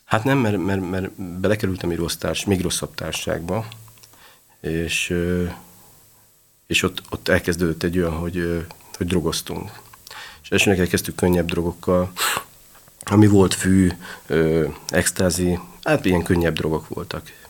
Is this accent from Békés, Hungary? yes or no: no; Budapest, Hungary; az utcán, a hetedik kerületben nőttem föl